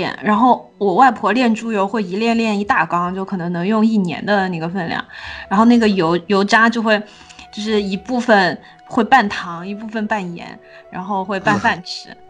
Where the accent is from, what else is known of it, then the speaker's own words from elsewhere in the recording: southern Sichuan, China; 我的老家在川南地区，然后我们那边红薯非常的多